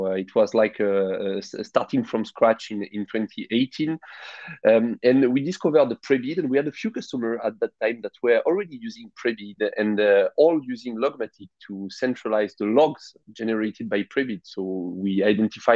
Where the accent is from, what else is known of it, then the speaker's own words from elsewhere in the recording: France; accent: French; English is a second language; I'm French with my accent